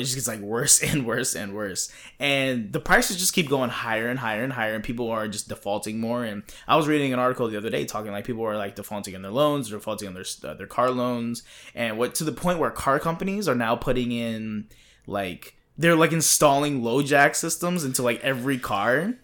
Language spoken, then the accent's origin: English; East Coast, United States; moved away; I'm from the East Coast